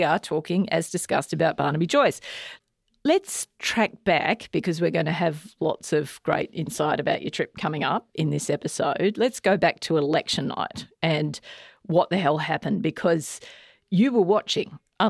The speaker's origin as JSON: {"language": "English", "town": "Tamworth", "region": "New South Wales", "country": "Australia", "tie": "born or raised there", "also_born_or_lived": "Sydney", "said": "I'm a Sydney person. I was born in Sydney. Okay. But I did grow up in Tamworth. So, yeah, it is my stomping ground."}